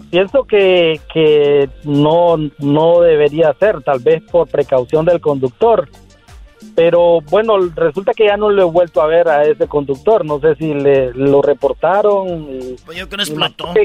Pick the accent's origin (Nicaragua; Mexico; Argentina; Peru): Nicaragua; now in San Francisco, United States; porque soy de Nicaragua